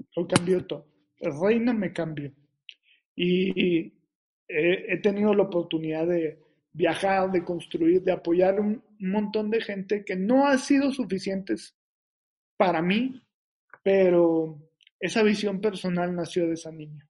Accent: Reynosa, Tamaulipas, Mexico; la ciudad de donde soy, que soy pues, de Reynosa, Tamaulipas, a mucho orgullo

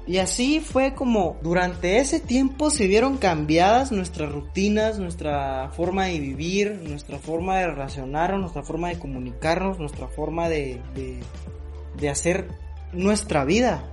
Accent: Mexico; como mexicanos

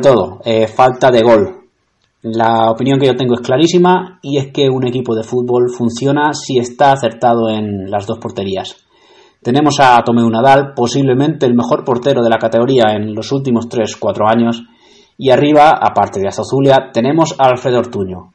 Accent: Albacete, Castilla-La Mancha, Spain; mi ciudad, Albacete

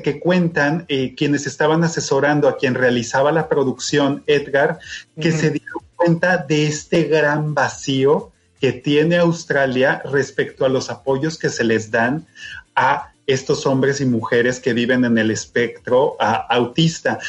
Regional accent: Mexico; nosotros como mexicanos

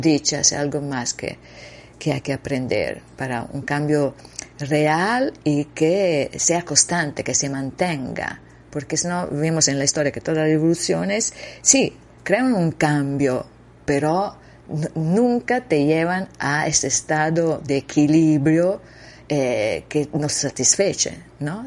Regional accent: Italy; Spanish is a second language; moved away; also born or lived in Costa Rica; Yo soy italiana

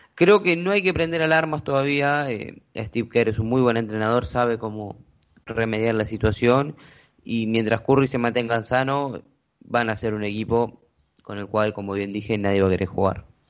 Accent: Argentina

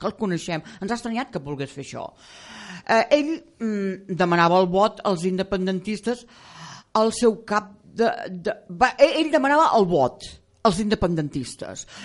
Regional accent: Castellar del Vallès, Catalonia, Spain; moved away; also born or lived in Barcelona; en el meu poble, el Valdeu de Naixement, que ja no hi voto fa molts anys, que és Castellà del Vallès

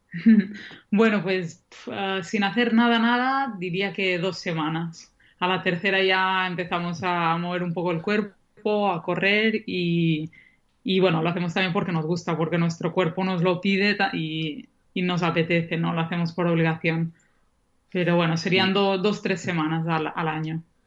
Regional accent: Banyoles, Catalonia, Spain; en Bañolas, en mi pueblo

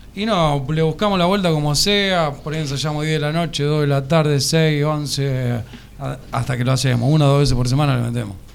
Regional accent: Arroyo Seco, Santa Fe, Argentina; El violero y yo somos de Arroyo

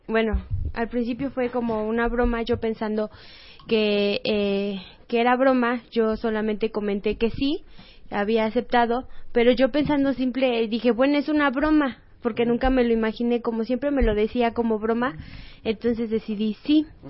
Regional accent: Mexico City, Mexico; yo soy de aquí de México, fue aquí en Pino Suárez

